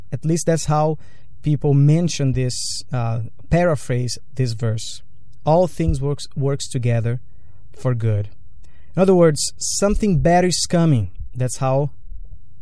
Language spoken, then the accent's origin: English; Brazil; now in United States; Growing up in Brazil